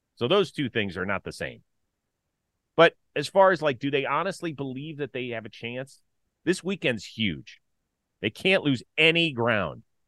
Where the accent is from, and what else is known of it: Cleveland, Ohio, United States; born or raised there